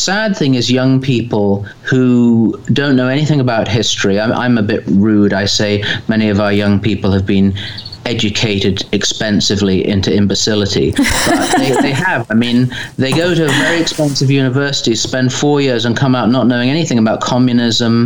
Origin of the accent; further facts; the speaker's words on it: England, United Kingdom; as an Englishman